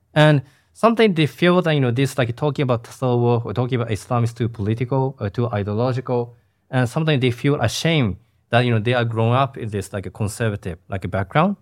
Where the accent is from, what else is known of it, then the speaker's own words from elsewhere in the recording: Japan; in the small city, cities, uh, where my hometown